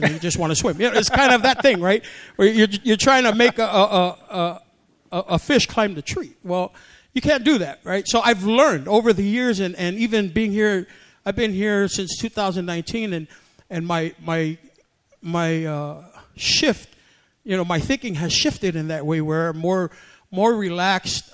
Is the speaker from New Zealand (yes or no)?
no; American Samoa; now in United States; I grew up in a Pentecostal church in Samoa, and so that's how I grew up in the Samoan tradition. And then when we came here from Samoa in 1975